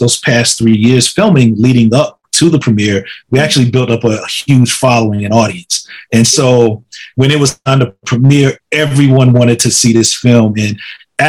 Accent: Laurinburg, North Carolina, United States; It's a historic black boarding and day school in my hometown.

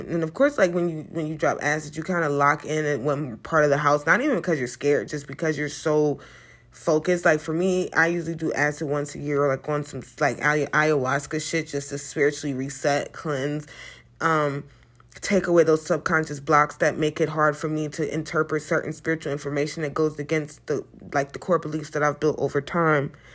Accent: United States

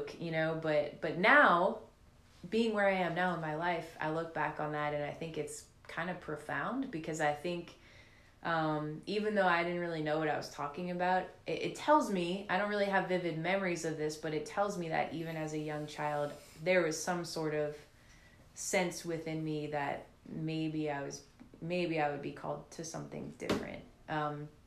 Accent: New Orleans, Louisiana, United States; also born or lived in Slidell, Louisiana / Lafayette, Louisiana; So I grew up in New Orleans most of my life since I was five. My family moved to New Orleans when I was five from Slidell.

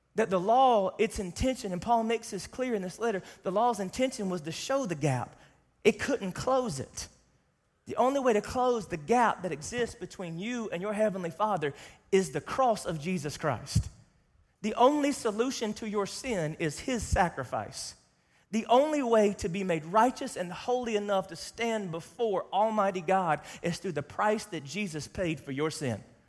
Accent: the South, United States; I grew up in Sunday, Sunday school in the South

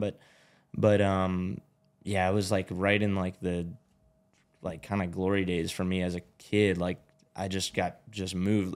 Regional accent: Glendale, California, United States; moved away; also born or lived in Georgia; I was born in Glendale, which is where I'm living now

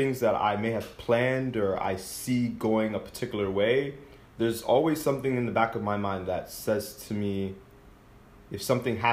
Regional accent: Summit, New Jersey, United States; I was born in New Jersey

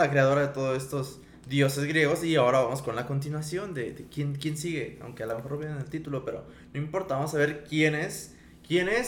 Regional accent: Mexico; Nosotros somos mexicanos.

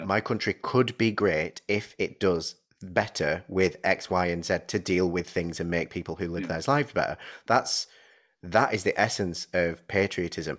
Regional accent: United Kingdom; I'm a British person

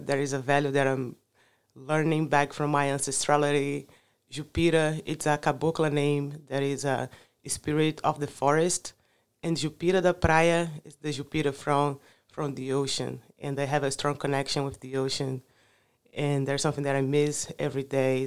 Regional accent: Rio de Janeiro, Brazil; first language Portuguese; English is a second language; moved away as an adult; also born or lived in Macaé, Brazil; now in United States; I grew up in, I'm from Rio de Janeiro, carioca de coração, but then I moved to the coast, to Macaé

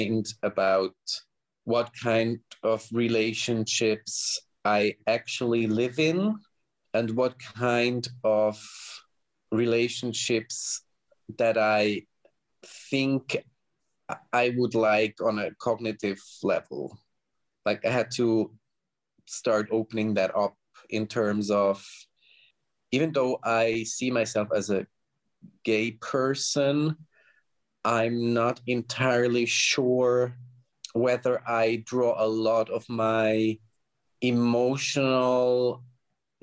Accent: outside of Zurich, Switzerland; I grew up in the outside of Zurich

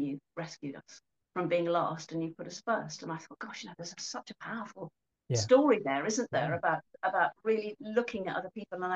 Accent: Coventry, West Midlands, United Kingdom; I was born in Coventry a long time ago now, actually, into a fairly deprived community, I suppose, where people were quite brutal.

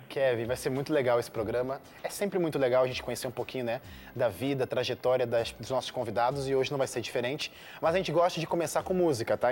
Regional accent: Rio de Janeiro, Brazil; now in São Paulo, Brazil; eu sou do Rio de Janeiro

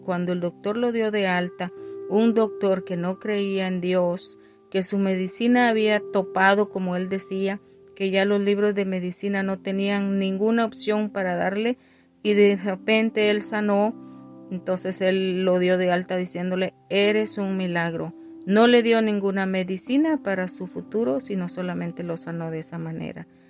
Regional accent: Guatemala; moved away; mi país de origen, que es Guatemala

